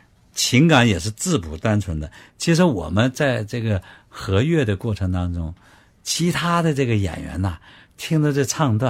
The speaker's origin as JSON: {"language": "Chinese", "country": "China", "said": "就是我们中国人创作的歌剧能够让外国人听得懂、看得懂、能理解。"}